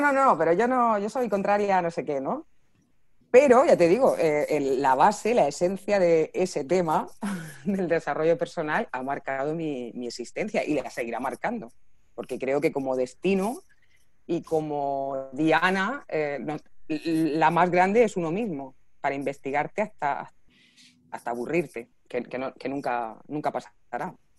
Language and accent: Spanish; Region of Murcia, Spain; accent: Murcian; como soy murciana no se nota mucho la S